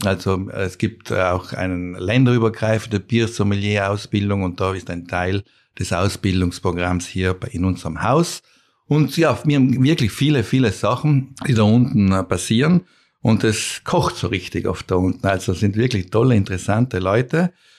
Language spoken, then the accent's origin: German; South Tyrol, Trentino-Alto Adige, Italy; Wir sind ja Bayer-Waren eigentlich, ja, wir Südtiroler